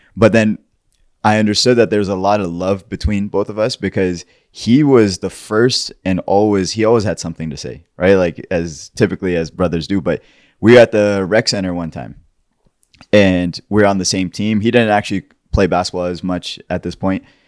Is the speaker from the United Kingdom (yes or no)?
no; Pakistan; somebody who's grown and born and raised in Pakistan